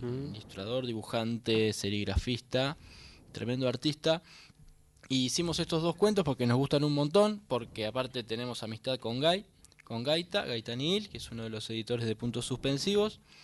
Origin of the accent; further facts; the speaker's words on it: Uruguay; moved away; yo soy uruguayo y me vine, igual me vine con una valija con libros